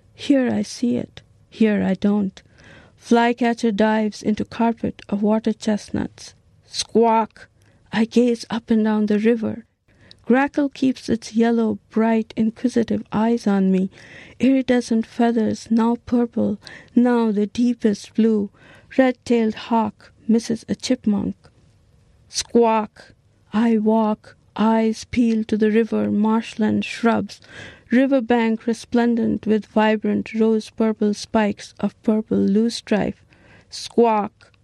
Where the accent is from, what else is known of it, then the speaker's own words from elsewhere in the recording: Niskayuna, New York, United States; I'm from Niskayuna, New York